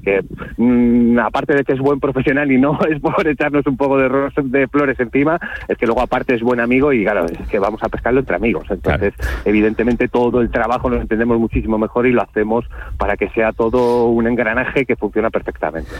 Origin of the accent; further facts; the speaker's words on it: Spain; como buen español